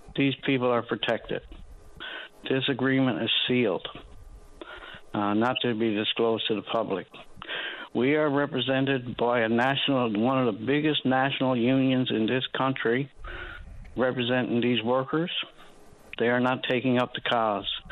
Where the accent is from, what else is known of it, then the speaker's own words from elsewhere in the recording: Brantford, Ontario, Canada; moved away; I'm from Brantford